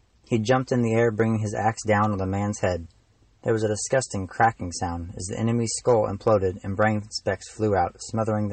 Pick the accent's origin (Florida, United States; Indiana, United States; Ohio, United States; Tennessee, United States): Indiana, United States; Madison; I'm an author from Madison, Indiana. I grew up there, and I still live there